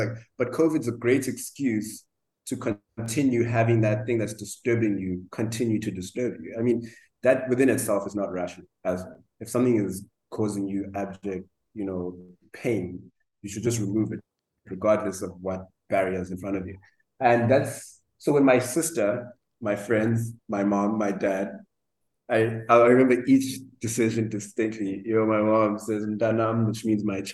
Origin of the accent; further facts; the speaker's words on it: South Africa; now in Cape Town, South Africa; I am South African educated, but I went to one of the best private schools in the country